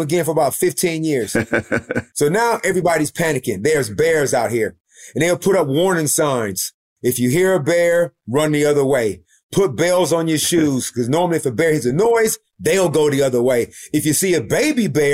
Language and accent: English; Saginaw, Michigan, United States; moved away as an adult; also born or lived in Nowra / Ballarat / Wollongong; now in Australia; grew up in Saginaw, Michigan